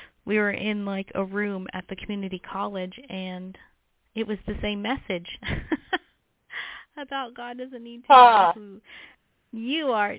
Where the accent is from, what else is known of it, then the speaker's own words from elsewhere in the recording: Las Vegas, Nevada, United States; I was born and raised in Las Vegas